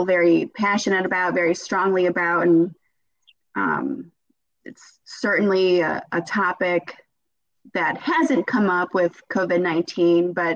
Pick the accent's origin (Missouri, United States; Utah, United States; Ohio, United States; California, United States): Ohio, United States; Cleveland; also born or lived in Akron, Ohio; now in between Dayton and Cincinnati, United States; I'm originally from the Cleveland area.